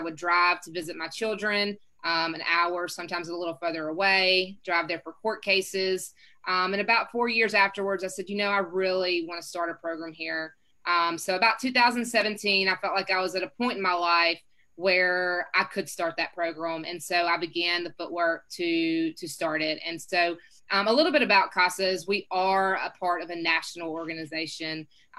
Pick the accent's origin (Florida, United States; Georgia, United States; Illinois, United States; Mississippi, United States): Mississippi, United States; Jackson; also born or lived in Yazoo City, Mississippi; now in Oxford, United States; I grew up in Jackson, Mississippi, spent a majority of my life there until about the 10th grade. And then I moved to Yazoo City, graduated from Manchester Academy. From there, I moved to Oxford and I have not left.